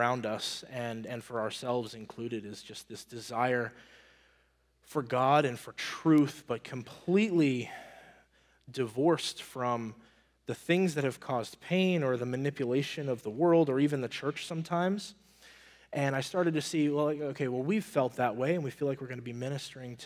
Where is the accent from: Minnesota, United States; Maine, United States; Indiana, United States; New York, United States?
Maine, United States; moved away as an adult; I'm from Maine, and I would say around 2018, my wife and I started looking into, like, man, we just want to, like, I'm from Maine. We want to go back to Maine